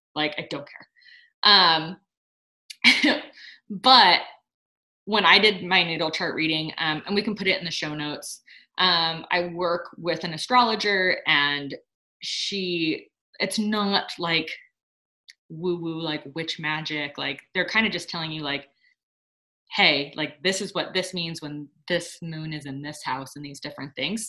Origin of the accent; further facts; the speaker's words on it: Sonora, California, United States; moved away; I'm in my hometown right now, I'm in Sonora